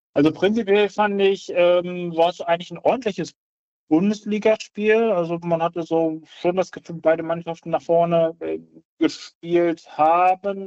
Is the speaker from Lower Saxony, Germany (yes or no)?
yes; Braunschweig, Lower Saxony, Germany; ich äh, gebürtiger Braunschweiger bin